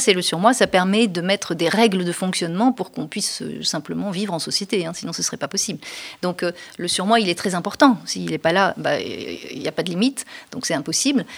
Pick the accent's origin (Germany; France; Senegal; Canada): France; notre identité en tant que Français n'était pas suffisamment forte